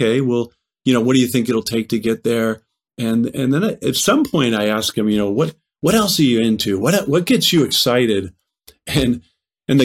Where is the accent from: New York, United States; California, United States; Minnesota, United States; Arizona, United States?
Arizona, United States; Tucson; moved away as an adult; I moved away from Tucson